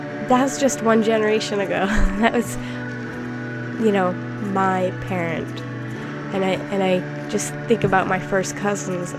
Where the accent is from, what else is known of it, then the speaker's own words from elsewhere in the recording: United States; moved away; as an American who does not live in America